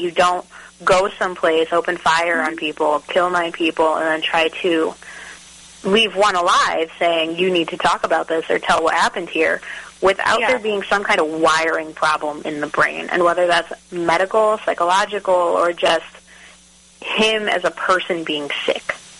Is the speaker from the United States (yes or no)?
yes; New England, United States; now in Texas, United States; I'm from New England